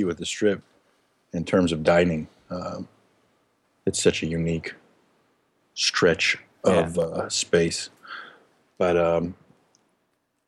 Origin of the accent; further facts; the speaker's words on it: Las Vegas, Nevada, United States; also born or lived in Eugene, Oregon, United States; I was born in Eugene, Oregon, and my family moved to Las Vegas in 1987 when I was 10 years old.